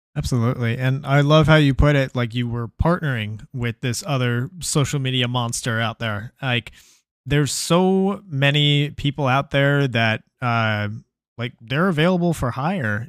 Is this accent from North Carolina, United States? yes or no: no; New York, United States; now in Texas, United States; I was born in New York.